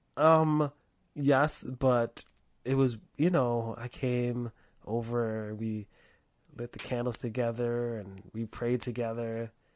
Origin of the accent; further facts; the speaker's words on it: United States; I'm an American, I'm an American Negro.